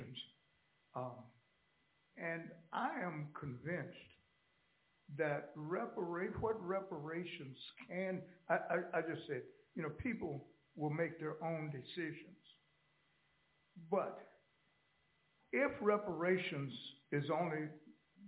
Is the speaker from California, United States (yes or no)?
yes; Los Angeles, California, United States; also born or lived in Oklahoma; I grew up in Los Angeles